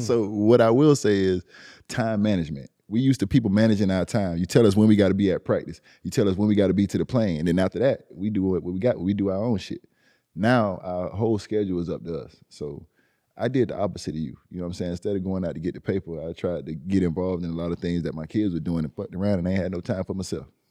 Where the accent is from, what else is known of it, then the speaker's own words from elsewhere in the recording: Miami, Florida, United States; I'm from Liberty City.